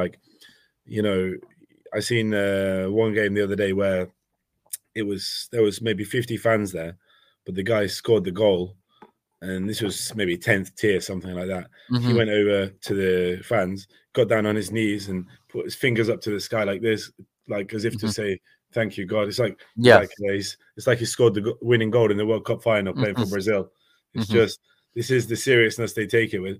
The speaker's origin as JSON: {"language": "English", "region": "England", "country": "United Kingdom", "said": "as an English mm-hmm. person"}